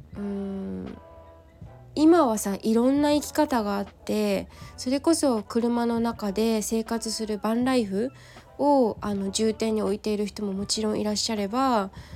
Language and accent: Japanese; Kanagawa, Japan; 結局私今地元の神奈川県にいるからさ